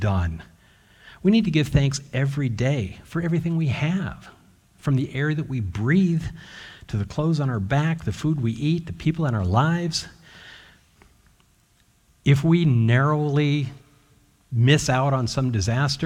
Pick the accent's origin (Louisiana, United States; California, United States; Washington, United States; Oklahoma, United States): Washington, United States; moved away; also born or lived in Utah; I was born in Utah, grew up mostly in Washington State